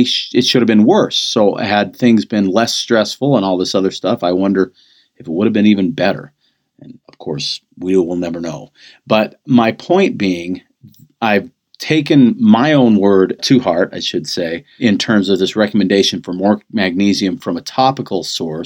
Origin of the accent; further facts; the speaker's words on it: United States; being an American